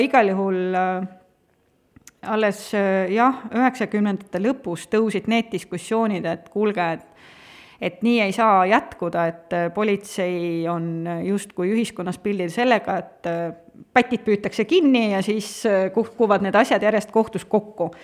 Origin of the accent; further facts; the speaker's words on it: Tartu, Tartu County, Estonia; Tartust tulen, sealt ma olen pärit